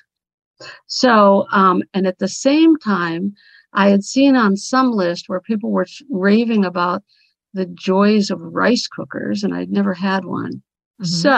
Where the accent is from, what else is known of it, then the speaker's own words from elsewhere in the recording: Cincinnati, Ohio, United States; also born or lived in St. Petersburg, Florida; I'm currently in St. Petersburg, Florida, where I have a condo, and I'm from Cincinnati, Ohio